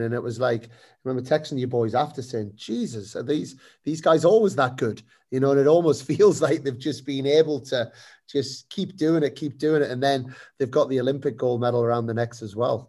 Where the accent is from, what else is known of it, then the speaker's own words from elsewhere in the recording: United Kingdom; as British people